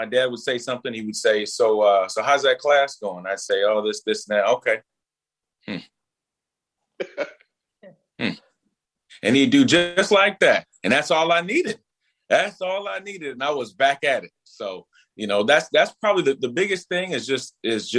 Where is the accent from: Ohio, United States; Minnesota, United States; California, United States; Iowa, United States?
Minnesota, United States; Minneapolis; I grew up over in North Minneapolis in the beginning.